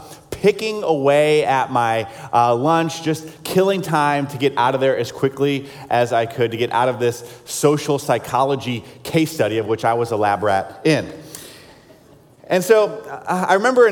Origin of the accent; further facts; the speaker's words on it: South Carolina, United States; I grew up in South Carolina